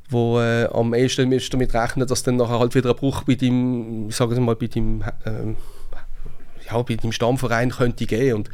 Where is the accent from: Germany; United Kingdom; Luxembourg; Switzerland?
Switzerland; Basel, Basel-Stadt; ist nicht einfach zu verstehen als Basler